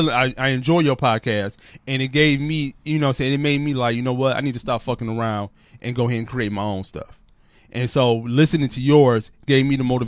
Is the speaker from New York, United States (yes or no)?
no; Detroit, Michigan, United States; rocking my hometown